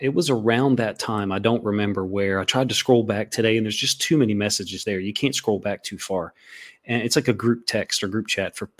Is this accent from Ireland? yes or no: yes; Ireland; I'm Irish, so we're, you know, too hard-headed for our own good.